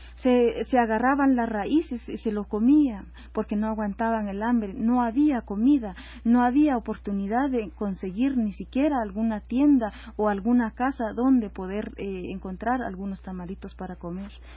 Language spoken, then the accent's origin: Spanish; Guatemala; moved away as an adult; now in Mexico; nosotros como mujeres guatemaltecas